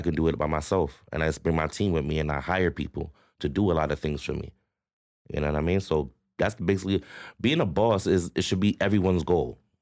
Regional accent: Toronto, Ontario, Canada; growing up in Rexdale was different, right? But where I'm from, Queens Place, Q P City

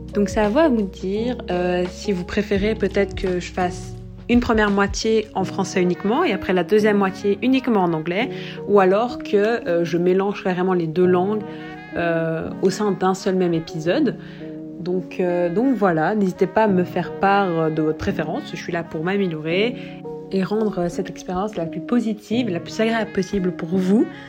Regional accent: Brussels, Brussels-Capital Region, Belgium; also born or lived in South Africa; je suis bruxelloise, mais j'ai aussi grandi en Afrique du Sud

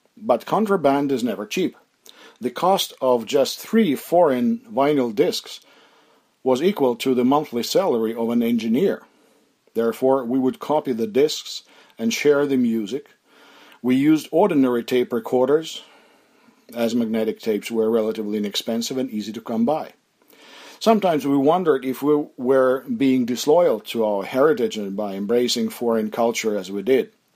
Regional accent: Mykolaiv, Mykolaiv Oblast, Ukraine; My hometown of Nikolaev is a seaport

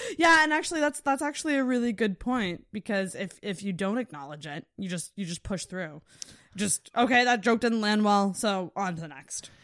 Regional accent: Antigonish, Nova Scotia, Canada; I'm from Agamish

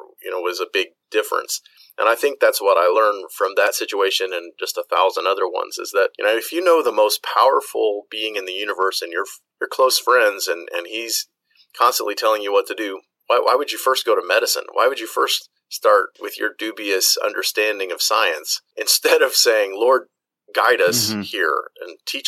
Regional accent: United States; moved away as an adult; all of the medical experience that I have is from growing up in the United States

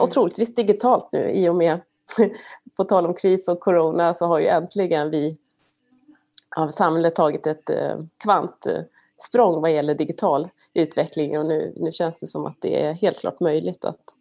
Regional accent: Sweden; now in United States; som svensk

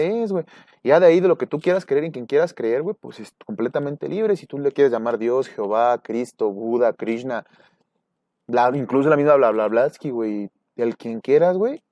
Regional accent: Mexico; somos un núcleo mexicano muy unido

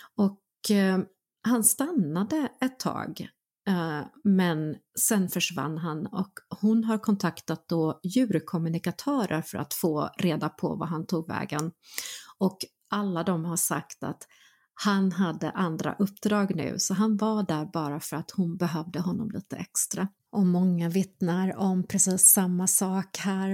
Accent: North Karelia, Finland; moved away; Jag var barn, jag växte upp i norra Karelen eh, finsk-ryska gränsen

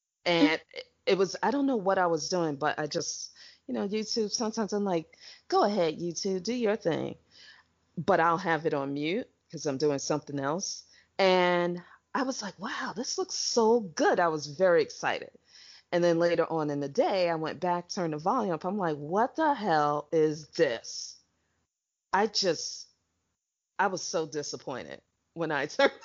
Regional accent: United States; I'm from America

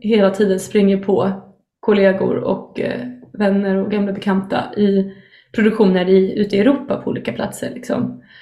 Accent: Sweden; som vi svenskar liksom, pratar flytande

